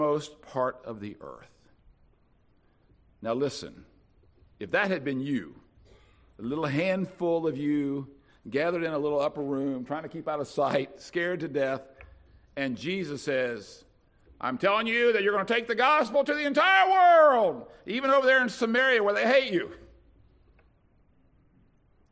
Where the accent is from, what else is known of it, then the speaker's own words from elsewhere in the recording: Winston-Salem, North Carolina, United States; I'm from Winston-Salem